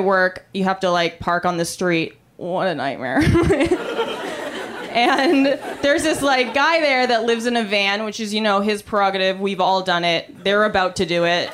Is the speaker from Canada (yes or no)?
yes; Canada; I'm Canadian